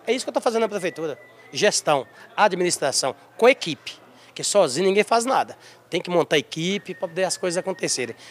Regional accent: Santa Cruz de Salinas, Minas Gerais, Brazil; also born or lived in Janaúba; o meu distrito de Santa Cruz de Salles, onde nasci

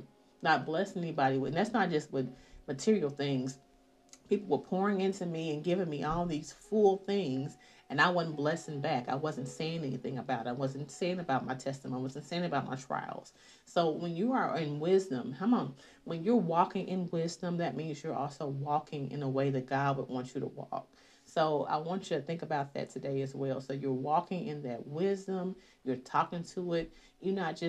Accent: the South, United States; I'm from the South

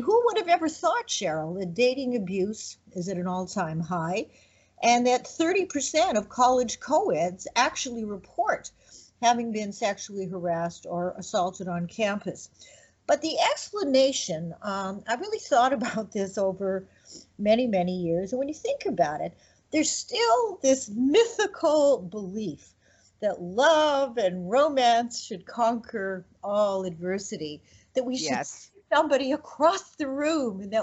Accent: Canada; moved away; also born or lived in Quebec; I'm Canadian

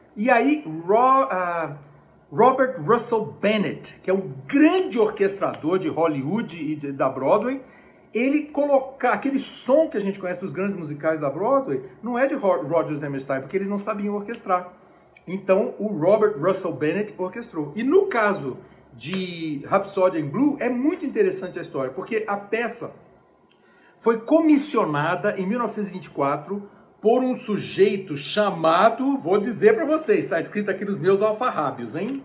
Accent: Brazil; also born or lived in United States; now in Brasília, Brazil; eu sou brasileiro

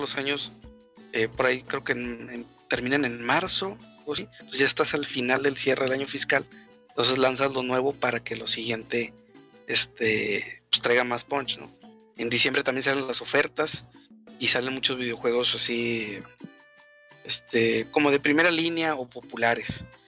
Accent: Monterrey, Nuevo León, Mexico; nosotros somos de Monterrey estamos acostumbrados a boletos de 150 pesos para arriba

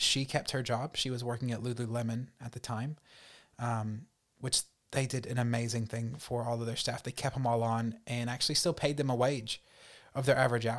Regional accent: North Carolina, United States; born there; I was born in North Carolina, raised in a very Christian home.

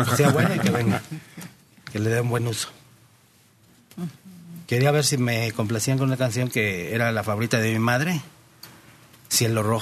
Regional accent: Taxco, Guerrero, Mexico; now in North Carolina, United States; Yo soy de Tasco Guerrero, pero vivo ahora en Estados Unidos.

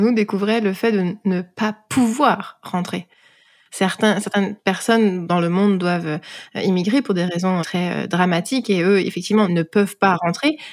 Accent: France; moved away as an adult; now in Prince Edward Island, Canada

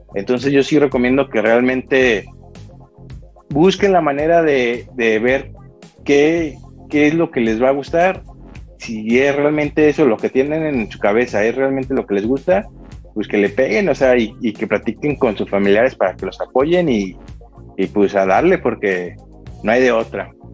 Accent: Mexico; como todo mexicano

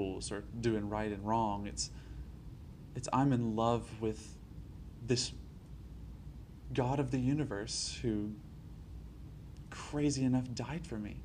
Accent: Alabama, United States; I grew up in Alabama all my life

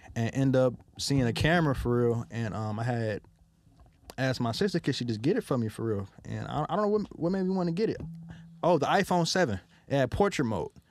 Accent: Detroit, Michigan, United States; growing up in Detroit, my, uh, grandparents raised me

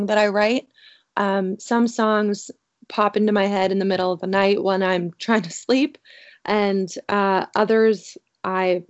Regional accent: Canada; I'm originally from Canada

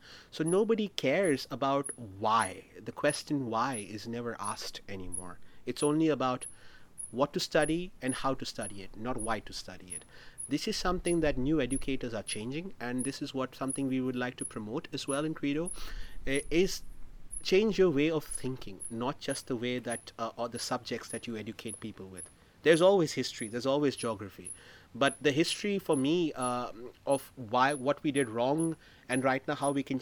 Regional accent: Maharashtra, India; my home state of Maharashtra

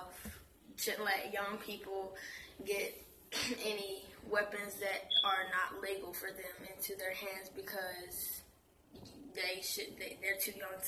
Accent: Durham, North Carolina, United States; I'm from Durham, North Carolina.

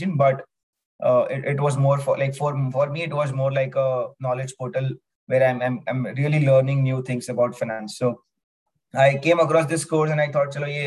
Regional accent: Mumbai, Maharashtra, India; I'm from Bombay.

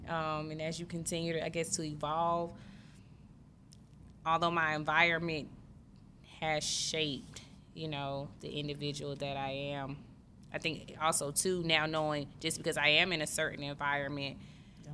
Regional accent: Greenwood, United States; I'm from Greenwood.

